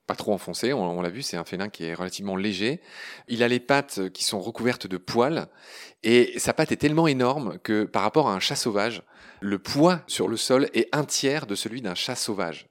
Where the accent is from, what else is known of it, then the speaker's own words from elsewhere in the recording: Lorraine, Grand Est, France; je suis lorrain